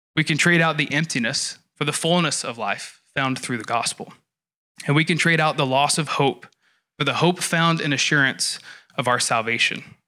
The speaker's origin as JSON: {"language": "English", "region": "the South", "country": "United States", "tie": "born or raised there", "said": "I grew up in the South in a church culture that was heavily emotionally driven."}